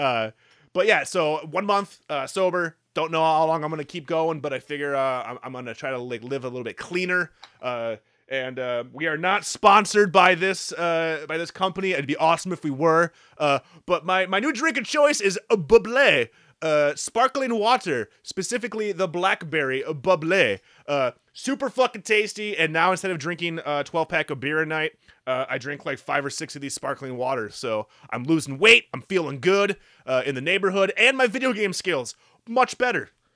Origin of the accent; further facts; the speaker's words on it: Midwest, United States; we're from the Midwest.